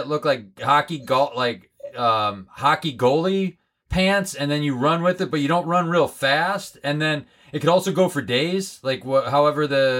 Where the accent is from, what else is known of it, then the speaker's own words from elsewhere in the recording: Holyoke, Massachusetts, United States; my hometown of Holyoke, Massachusetts.